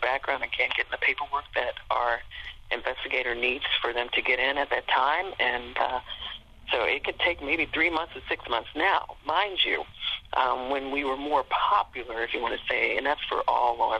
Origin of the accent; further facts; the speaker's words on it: Cincinnati, Ohio, United States; also born or lived in Portsmouth, Ohio; I'm from Cincinnati, and so I was able to transfer back within a year to my, close to my home area.